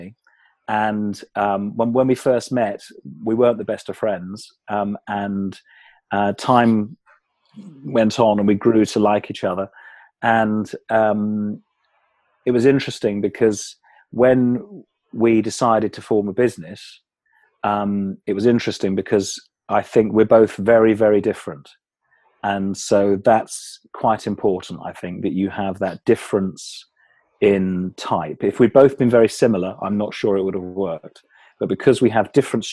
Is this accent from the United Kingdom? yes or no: yes; Kent, South East England, United Kingdom; I grew up in England, in the county of Kent, which is just south of London. And I still live in Kent now